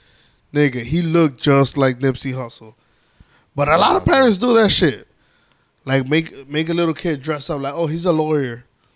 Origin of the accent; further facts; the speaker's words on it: New York, United States; I'm a New York fan. I'm a New Yorker.